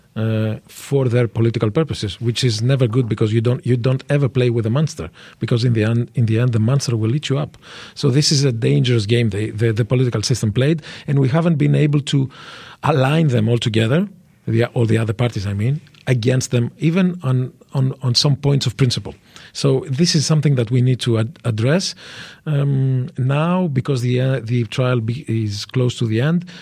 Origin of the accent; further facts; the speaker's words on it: France; I was born in France. Uh, I grew up in Europe